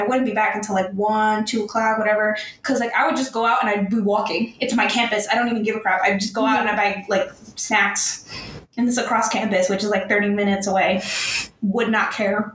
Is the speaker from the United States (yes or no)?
yes; New York City, New York, United States; I'm a New Yorker